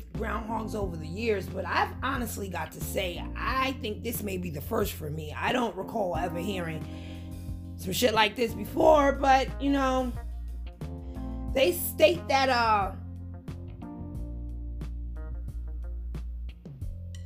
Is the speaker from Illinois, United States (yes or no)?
no; New York City, New York, United States; I'm from New York